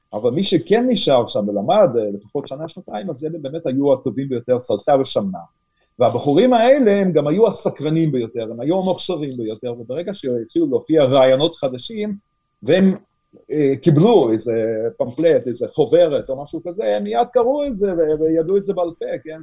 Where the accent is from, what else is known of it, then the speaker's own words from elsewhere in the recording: Lithuania; first language Yiddish; Hebrew is a second language; now in Israel; אני עצמי נולדתי בליטא ולמדתי בבית ספר אה, ליטאי